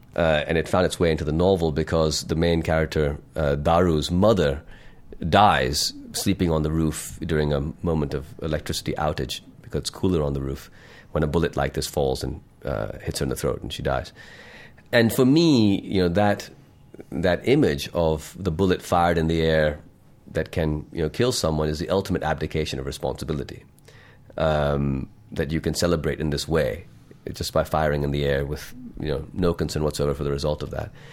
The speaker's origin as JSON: {"language": "English", "town": "Lahore", "region": "Punjab", "country": "Pakistan", "tie": "born or raised there", "also_born_or_lived": "United States / London", "said": "when I was growing up in Lahore and, uh, spending my teens here"}